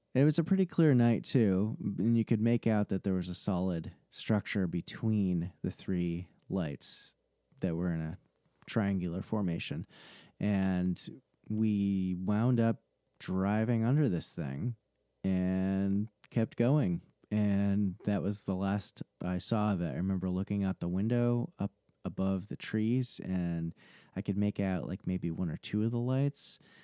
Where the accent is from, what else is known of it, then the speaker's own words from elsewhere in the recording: New England, United States; So I grew up in New England and I've lived here pretty much my whole life